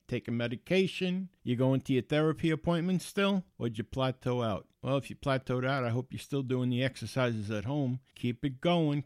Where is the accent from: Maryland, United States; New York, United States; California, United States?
New York, United States; New York City; moved away; I grew up in the Bronx. I lived right on the shore in the Bronx on the Long Island Sound